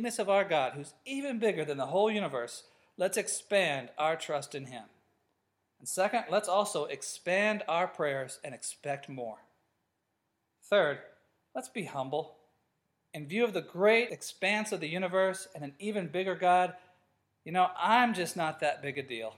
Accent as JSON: {"language": "English", "country": "United States", "tie": "born or raised there", "also_born_or_lived": "Africa", "moved": "as an adult", "said": "growing up in America"}